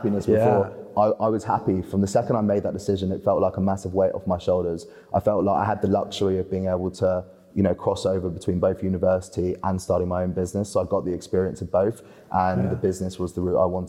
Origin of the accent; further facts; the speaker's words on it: Spain; moved away; I grew up in Spain on a golf course